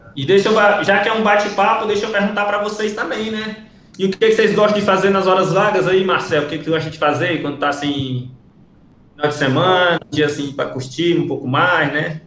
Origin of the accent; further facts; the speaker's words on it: Ceará, Brazil; moved away as an adult; also born or lived in Rio Branco, Acre; now in Acre, Brazil; sou cearense